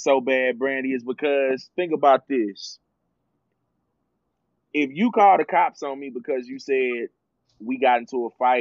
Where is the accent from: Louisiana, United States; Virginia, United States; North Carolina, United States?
North Carolina, United States; Charlotte; I grew up in Washington Park. I'm from Charlotte